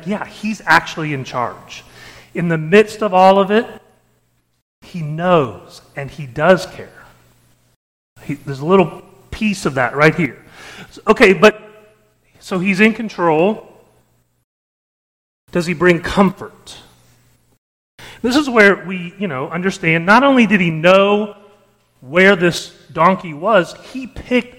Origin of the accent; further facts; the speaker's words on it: Springfield, Missouri, United States; now in Oklahoma City, United States; my hometown, Springfield, Missouri